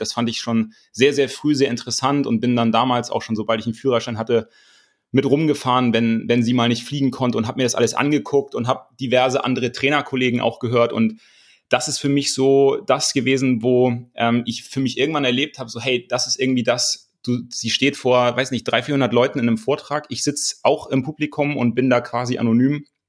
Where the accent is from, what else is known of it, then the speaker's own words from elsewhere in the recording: Kiel, Schleswig-Holstein, Germany; aus dem Hohen Norden, ich komme aus Kiel, bin ähm, auf einem Bauernhof groß geworden